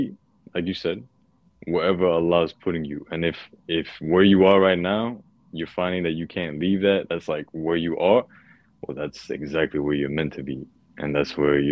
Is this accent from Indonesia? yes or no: no; Puerto Rico; moved away; also born or lived in Thailand; my home country, Puerto Rico